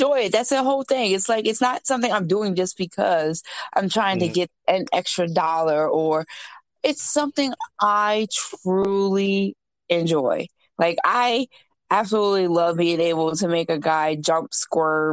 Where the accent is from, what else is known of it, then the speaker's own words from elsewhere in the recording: Maryland, United States; I am from Maryland, born and raised